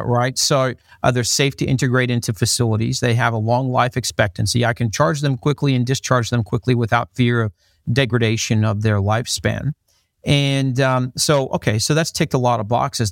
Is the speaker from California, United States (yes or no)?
no; Dublin, Ohio, United States; accent: American with slight Australian twang; moved away; I grew up in the United States, grew up in, in a little town called Dublin, Ohio, in, uh, in the United States.